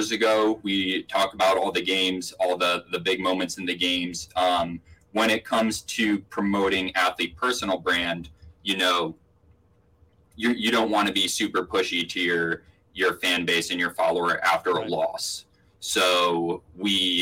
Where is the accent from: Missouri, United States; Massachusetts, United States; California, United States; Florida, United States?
Massachusetts, United States; Attleboro; also born or lived in upstate New York / Belmont, Massachusetts / Boston; But I also grew up in Attleboro, Massachusetts. So I grew up in Attleboro, then lived in upstate New York for 10 years and then moved back to New England.